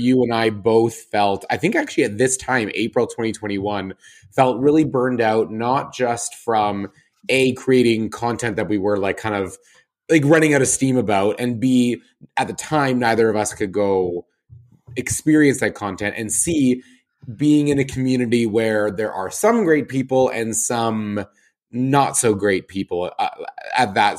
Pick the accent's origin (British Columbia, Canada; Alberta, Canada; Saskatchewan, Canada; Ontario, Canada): Alberta, Canada; Calgary; now in Toronto, Canada; my hometown